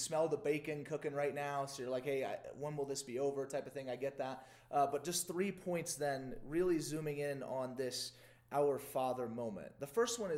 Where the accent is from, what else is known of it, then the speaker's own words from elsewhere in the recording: Louisiana, United States; I grew up in Louisiana in the South